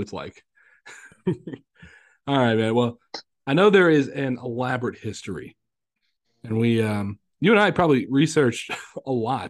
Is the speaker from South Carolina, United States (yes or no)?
yes; Myrtle Beach, South Carolina, United States; I'm from Myrtle Beach.